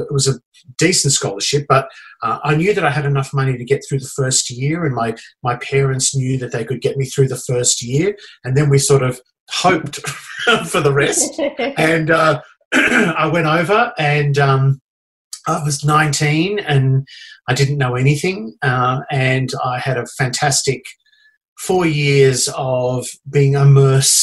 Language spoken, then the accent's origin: English; regional New South Wales, Australia; moved away as an adult; also born or lived in Singapore; now in Adelaide, Australia; I grew up in New South Wales, and I was born in regional New South Wales from a small country town